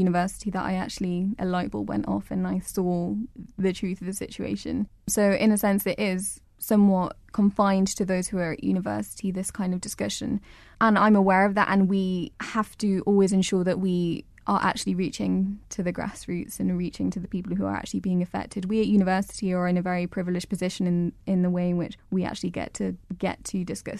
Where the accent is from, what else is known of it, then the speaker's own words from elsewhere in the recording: England, United Kingdom; I'm English